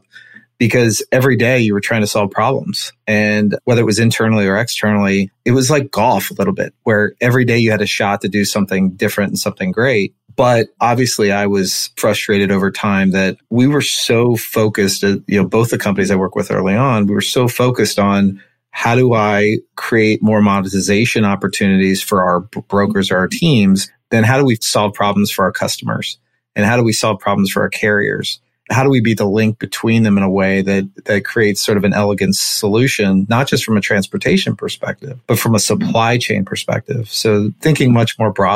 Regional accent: Cincinnati, Ohio, United States; I'm from Cincinnati, Ohio.

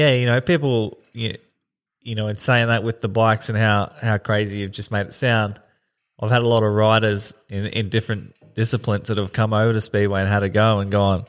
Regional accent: Camira, Queensland, Australia; I grew up in Kamira in Springfield and got in a bit of trouble with the boys when I was younger

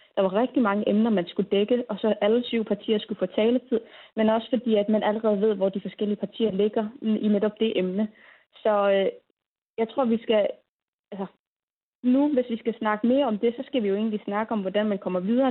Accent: Greenland

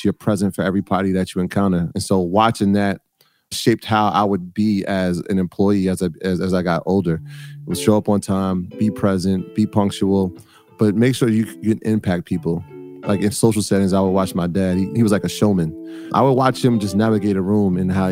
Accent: New York City, New York, United States; I was born in the South Bronx in the early 80s. My parents are Jamaican, and so I'm first generation American

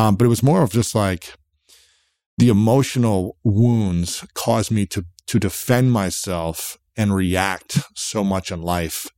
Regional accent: United States; I'm an American guy

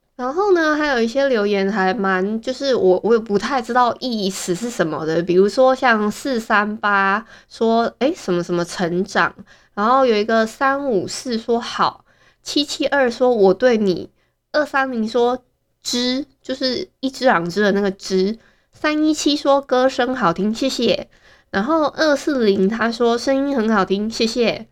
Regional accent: Hualien County, Taiwan; 像我们花莲人很多都是用爱情国小

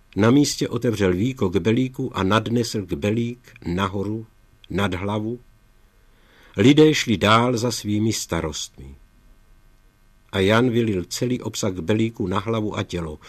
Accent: Czechia; moved away as an adult; now in Germany; z domova z Československa

